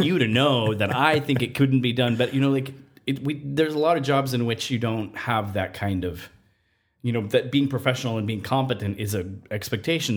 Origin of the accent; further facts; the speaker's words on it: Nevada, United States; moved away as an adult; I grew up in Nevada and I, I spent more than half my life outdoors until I was age eighteen.